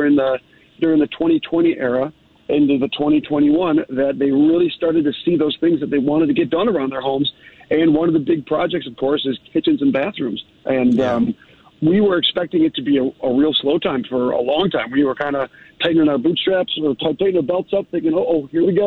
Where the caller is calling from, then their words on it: Bristol, Tennessee, United States; So, well, actually, I'm currently calling from Bristol, Tennessee.